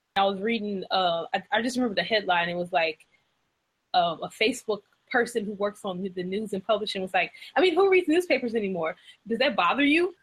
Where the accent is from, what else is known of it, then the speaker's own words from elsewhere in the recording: Louisiana, United States; now in South Carolina, United States; I'm from the South. I'm from Louisiana, and now I live in South Carolina.